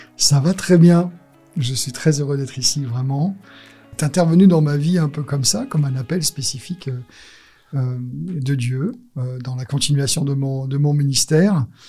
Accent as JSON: {"language": "French", "country": "France", "tie": "born or raised there", "also_born_or_lived": "Alsace / Marseille / United States (family)", "said": "je suis né en France et j'allais dire de parents étrangers"}